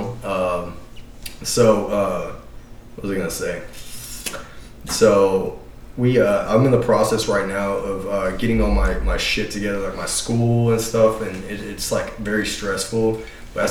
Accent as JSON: {"language": "English", "region": "Texas", "country": "United States", "also_born_or_lived": "Destin, Florida", "said": "we're from Texas."}